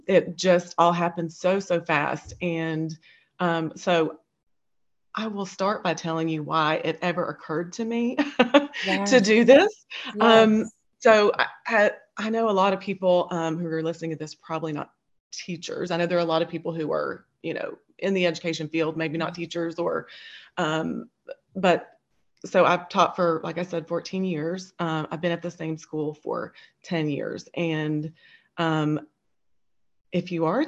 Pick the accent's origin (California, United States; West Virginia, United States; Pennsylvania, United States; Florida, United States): West Virginia, United States; Princeton; I'm from Princeton, West Virginia, which is the very southernmost part of West Virginia.